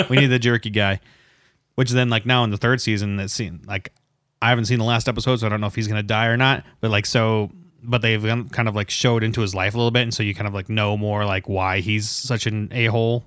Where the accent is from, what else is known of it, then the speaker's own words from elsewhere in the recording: Indiana, United States; we're from Indiana